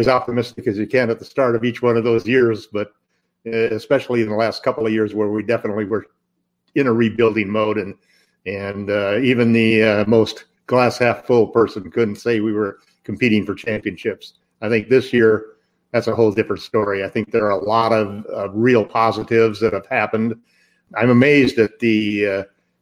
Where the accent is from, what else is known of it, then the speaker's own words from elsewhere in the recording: Southern California, United States; now in Northern California, United States; I live in Northern California now, but I grew up in Southern California